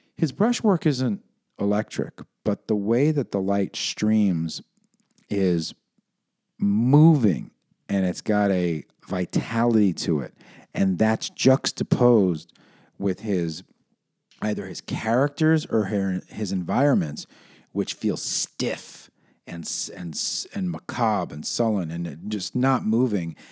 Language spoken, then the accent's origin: English; New York City, New York, United States; Growing up in New York City